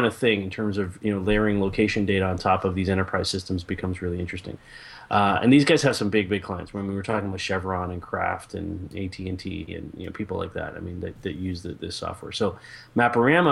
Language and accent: English; Canada; I'm Canadian